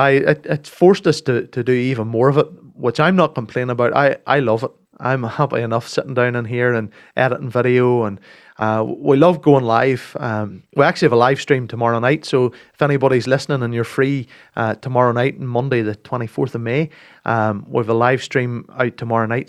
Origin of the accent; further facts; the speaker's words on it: Castledawson, Northern Ireland, United Kingdom; Come from Castle Dawson, near Macclesfield.